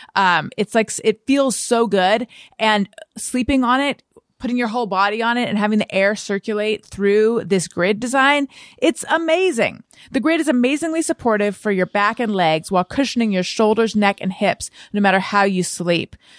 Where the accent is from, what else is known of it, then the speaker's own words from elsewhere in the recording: Orange County, California, United States; moved away as an adult; also born or lived in New York; I grew up in Orange County, California.